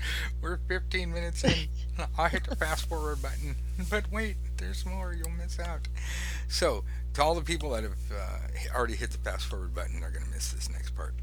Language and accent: English; Los Angeles, California, United States; I'm from Los Angeles. I grew up on McDonald's and Burger King and Coca-Cola